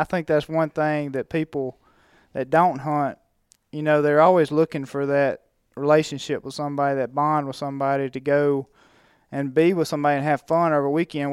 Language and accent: English; Mississippi, United States; I grew up in Mississippi, so that's a, just a heritage there